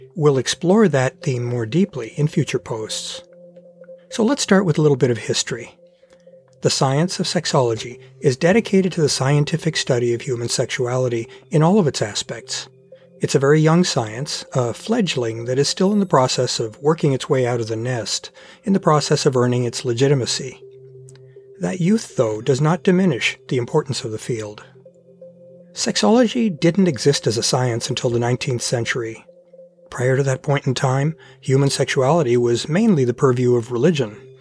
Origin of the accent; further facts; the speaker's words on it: Portland, Oregon, United States; my hometown of Portland, Oregon